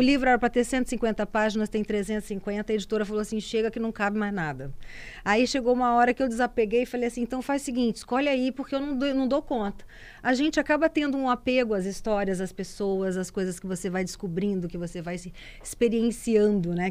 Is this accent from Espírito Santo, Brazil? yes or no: yes; Cachoeiro de Itapemirim, Espírito Santo, Brazil; moved away; also born or lived in Vitória; lá em Cachoeiro de Itapemirim, que é minha terra.